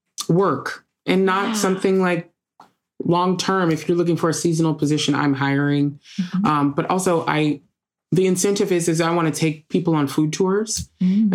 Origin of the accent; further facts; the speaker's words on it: Memphis, Tennessee, United States; Like, I know I'm from Memphis and all my Memphis people would beat me up